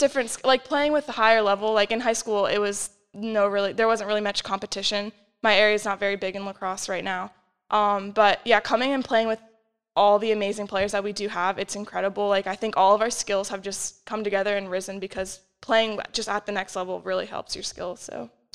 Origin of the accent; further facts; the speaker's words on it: Arlington, Virginia, United States; moved away as an adult; now in York, United States; I'm from Arlington, which is about two hours away, so pretty close.